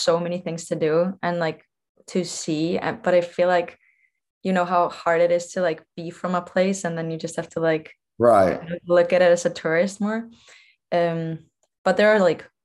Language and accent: English; Iceland; moved away as an adult; also born or lived in Idaho; now in Savannah, United States; I'm from Iceland